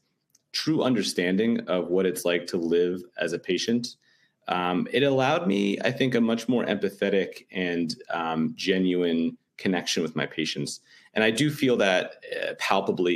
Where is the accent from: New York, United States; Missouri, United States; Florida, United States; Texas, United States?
New York, United States; New York City; I'm born and raised in New York City in the Upper West Side.